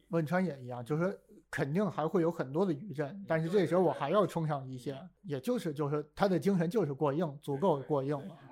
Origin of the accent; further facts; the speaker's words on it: Beijing, China; 因为我是北京人嘛